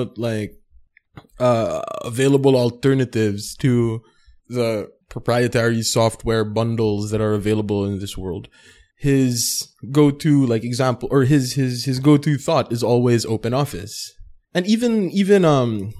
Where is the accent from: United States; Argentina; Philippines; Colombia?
Philippines; we're in Filipino culture and it's very hierarchical